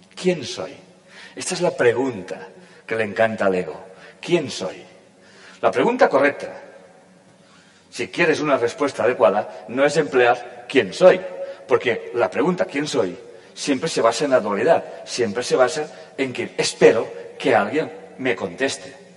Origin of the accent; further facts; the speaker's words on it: Catalonia, Spain; yo pertenezco, nací, la conciencia sabrá, en un país que se llama España y en una comunidad autónoma que se llama Cataluña.